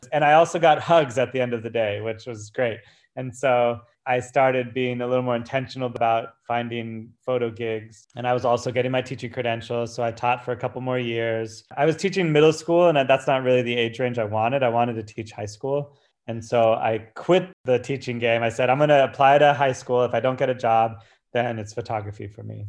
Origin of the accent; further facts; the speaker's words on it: Santa Barbara, California, United States; moved away as an adult; now in New York City, United States; I grew up in Santa Barbara, worked with youth my entire life.